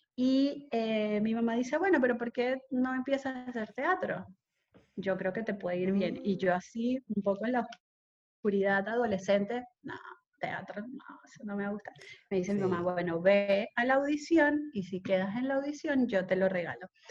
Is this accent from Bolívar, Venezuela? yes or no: no; Caracas, Capital District, Venezuela; moved away; also born or lived in Isla de Coche / Margarita; yo me siento mucho más marcada por mi vida en Isla de Coche que por mi vida en Caracas